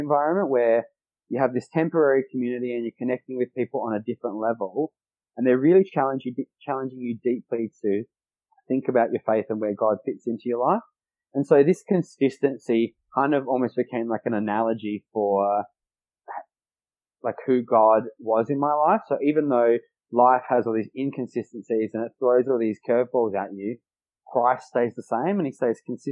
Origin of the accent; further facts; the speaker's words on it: Adelaide, South Australia, Australia; We're both from Adelaide